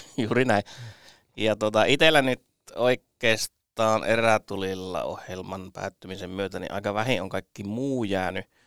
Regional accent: Kainuu, Finland; also born or lived in North Karelia; Olen siis Pohjois-Karjalassa syntynyt ja kuusi ensimmäistä elämäni vuotta siellä asunut, mutta Kainuussa kouluni käynyt

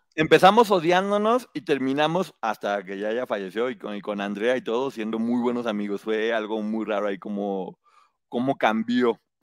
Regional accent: Guadalajara, Jalisco, Mexico; moved away; estudié la especialidad en mercadotecnia y publicidad en Guadalajara, de donde vengo

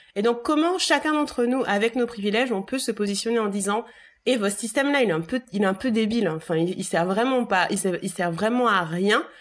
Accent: Bouillante, Guadeloupe; j'ai grandi à Bouillante, ma mère est de Bouillante

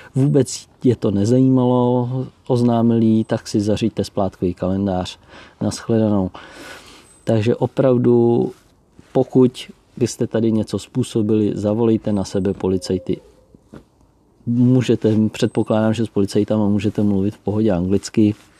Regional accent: Czechia; moved away as an adult; now in Austria; u nás v Čechách

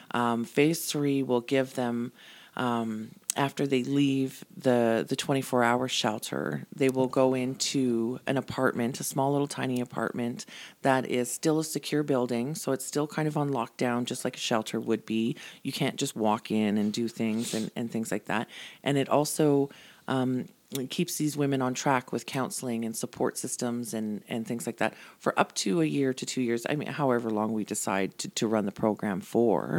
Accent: Calgary, Alberta, Canada; moved away as an adult; now in Airdrie, Canada; born and raised in Calgary. Everybody and everything I ever knew was in Calgary.

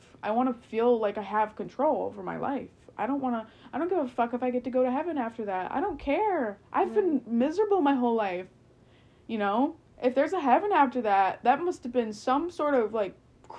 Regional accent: United States; I'm American and I'm so privileged

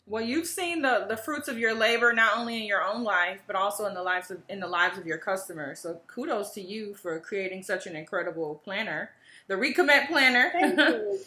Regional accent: Chicago, Illinois, United States; my hometown, Chicago

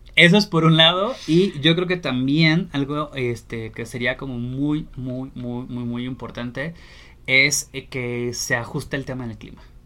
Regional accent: Torreón, Coahuila, Mexico; moved away; yo soy originario de Torreón

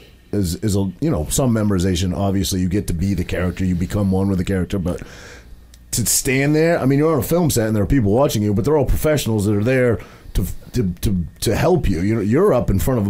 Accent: Maine, United States; I'm a kid from a very small town in Maine. I grew up, there was 800 people in my hometown in Maine

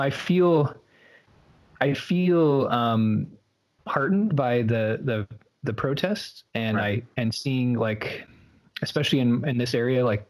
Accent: Midwest, United States; growing up in the Midwest in a rural community

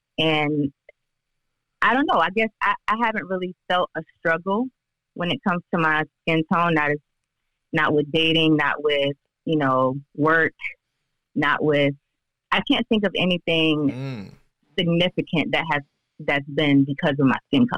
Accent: St. Petersburg, Florida, United States; I'm from St. Petersburg, Florida.

